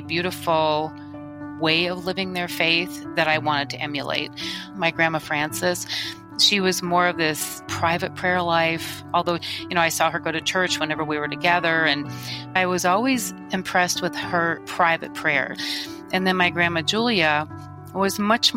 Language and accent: English; Michigan, United States; I was born and raised in Michigan